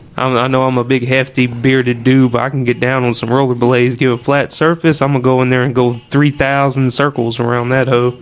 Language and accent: English; Oakdale, United States; born or raised there